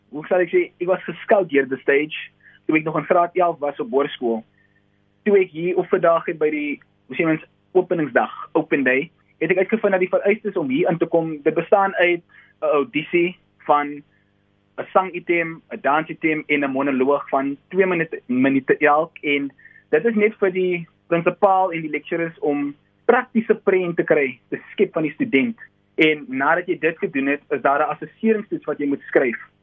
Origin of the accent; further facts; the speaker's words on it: South Africa; Ek is van Kruifontein en ek is 'n tweedejaars student